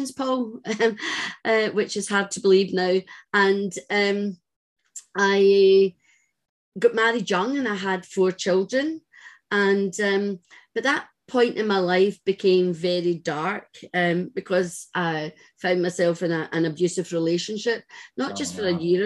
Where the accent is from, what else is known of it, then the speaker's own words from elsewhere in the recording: Glasgow, Scotland, United Kingdom; I was brought up in Glasgow